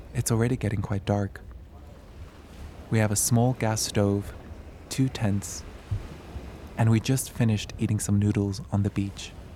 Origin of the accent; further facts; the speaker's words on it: South Africa; now in Bishkek, Kyrgyzstan; as a South African, I come from a country